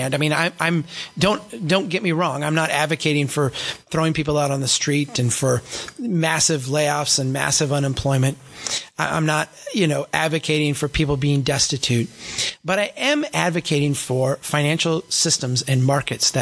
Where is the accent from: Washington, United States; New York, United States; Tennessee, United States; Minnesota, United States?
Minnesota, United States; Brainerd; Brainerd, my hometown here